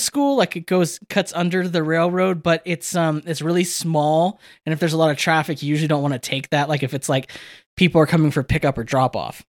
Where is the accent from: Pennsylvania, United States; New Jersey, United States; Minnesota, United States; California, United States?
California, United States; Victorville area; the train yard in my, in my hometown